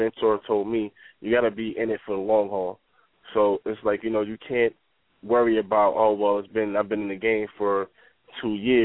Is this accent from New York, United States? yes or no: yes; Mount Vernon, New York, United States; being in a small community growing up in Mount Vernon